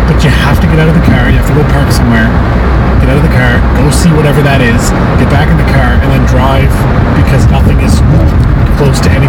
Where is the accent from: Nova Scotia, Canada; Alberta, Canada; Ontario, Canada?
Nova Scotia, Canada; Dartmouth; now in Winnipeg, Canada; Like I'm from Dartmouth. that's that's to me that's where my heart is. Like if I ever go back home to retire, live, whatever, it'll be to Halifax and Dartmouth.